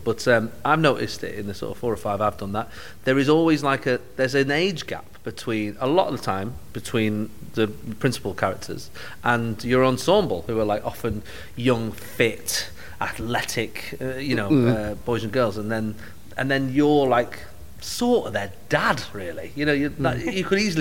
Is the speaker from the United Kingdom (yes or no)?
yes; Manchester, North West England, United Kingdom; accent: Mancunian; being Mancunian